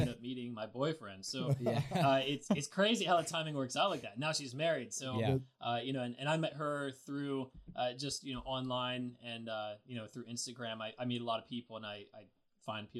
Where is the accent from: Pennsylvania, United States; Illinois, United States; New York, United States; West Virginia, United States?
Pennsylvania, United States; Lancaster; I'm from Lancaster, Pennsylvania